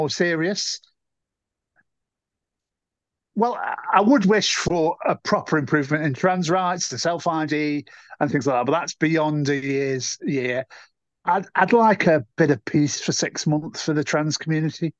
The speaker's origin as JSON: {"language": "English", "town": "Stoke-on-Trent", "region": "West Midlands", "country": "United Kingdom", "tie": "born or raised there", "said": "because it's my hometown."}